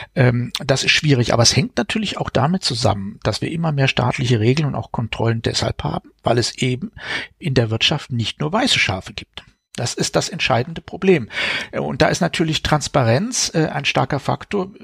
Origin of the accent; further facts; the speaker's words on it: Baden-Württemberg, Germany; ich selber bin aufgewachsen in Sichtweise. Aus, von meinem Kinderzimmer aus konnte ich das AKW Neckar-Westheim sehen